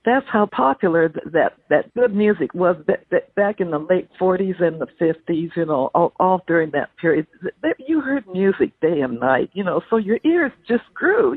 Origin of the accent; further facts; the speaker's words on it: Wilmington, California, United States; also born or lived in Everett, Washington; now in San Diego, United States; I grew up in a housing project in, in Wilmington, California, right, right, right on the port area there, because my my dad brought us us down here from Everett, Washington, when when when uh, when Pearl Harbor struck